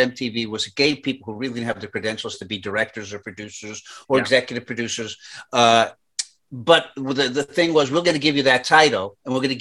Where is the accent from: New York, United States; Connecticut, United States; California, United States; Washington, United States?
New York, United States; moved away as an adult; now in Los Angeles, United States; I'm from New York. I went to NYU Film School. I moved out to Los Angeles to pursue television.